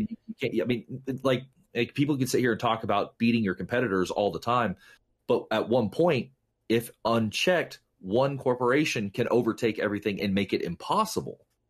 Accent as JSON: {"language": "English", "region": "the South", "country": "United States", "tie": "born or raised there", "said": "I was raised in the South"}